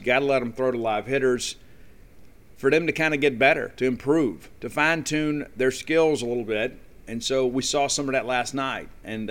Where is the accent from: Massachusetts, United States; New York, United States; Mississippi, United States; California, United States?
Mississippi, United States; Columbia; moved away; I was in my hometown of Columbia, Mississippi yesterday.